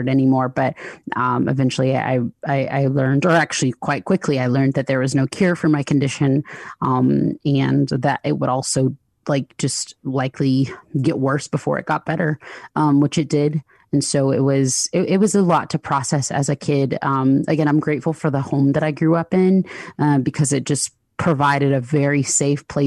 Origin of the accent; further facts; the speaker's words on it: Lithonia, Georgia, United States; I grew up in the Southeast, in the States, in a small town in Georgia. It's called Lathonia.